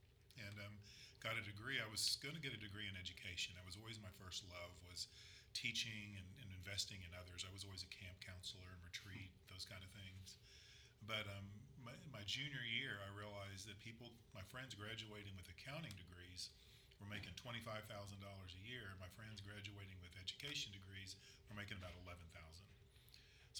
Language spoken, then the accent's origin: English; Casablanca, Casablanca-Settat, Morocco; born there; So I was born in Morocco, Casablanca, on Thanksgiving Day, 1961.